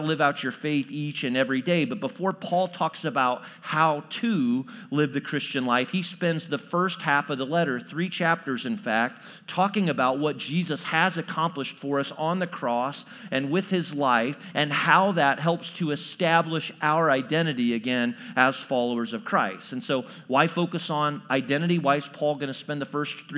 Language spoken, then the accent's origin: English; Chatham, Illinois, United States; also born or lived in New Berlin, Illinois; I grew up in Central Illinois. And so I went to Chatham Glenwood High School